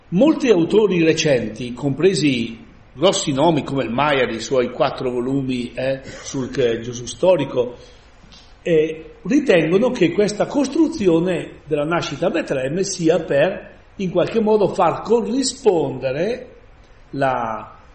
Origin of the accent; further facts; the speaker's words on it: Palazzago, Lombardy, Italy; now in Mapello, Italy; io vengo, non sono di Mapello, ma vengo da Palazzano e sono venuto 57 anni fa.